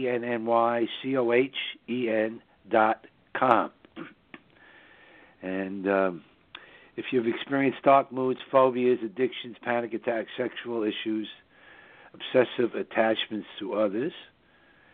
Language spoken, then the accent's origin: English; New York, United States; the northern suburbs of New York, which is my hometown